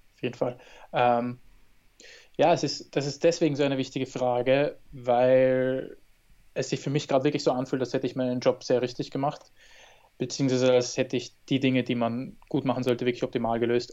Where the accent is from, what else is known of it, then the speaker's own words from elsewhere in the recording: Austria; in Österreich, meiner Heimat